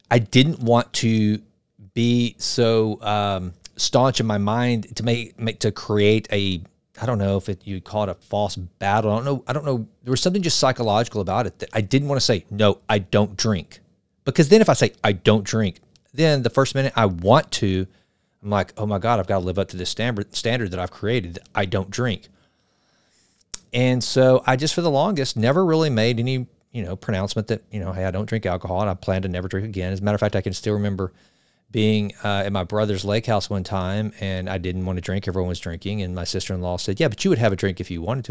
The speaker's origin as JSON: {"language": "English", "region": "the South", "country": "United States", "said": "I'm from the South. I'm from right in the buckle of the Bible Belt"}